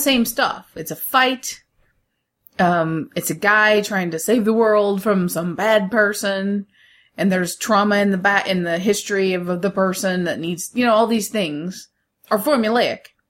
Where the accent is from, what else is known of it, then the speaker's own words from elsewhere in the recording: United States; I'm the American in this family